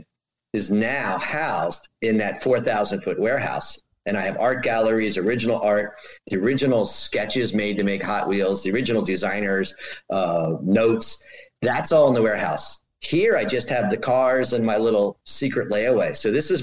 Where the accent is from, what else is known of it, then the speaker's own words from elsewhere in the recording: Bethesda, Maryland, United States; now in Potomac, United States; I live in Bethesda. Well, actually, I live in Potomac, Maryland. I grew up in Bethesda